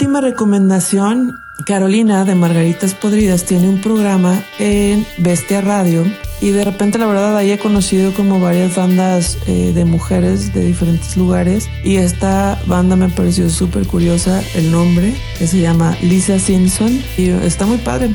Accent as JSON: {"language": "Spanish", "town": "Guadalajara", "region": "Jalisco", "country": "Mexico", "said": "soy de Guadalajara"}